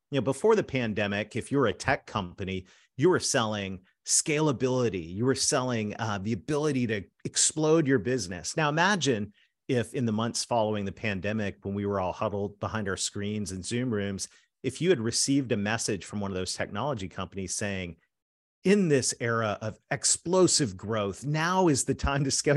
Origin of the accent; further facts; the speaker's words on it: Canada; I'm a Canadian that married a Southern girl